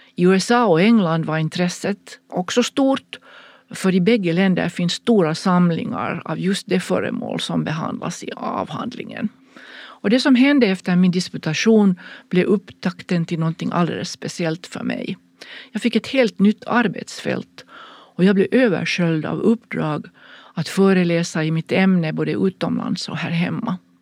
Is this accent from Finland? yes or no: yes; Finland; hemma i Finland